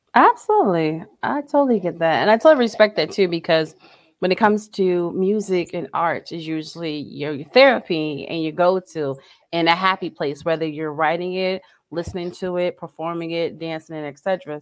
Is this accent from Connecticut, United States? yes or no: yes; Connecticut, United States; I'm originally from Connecticut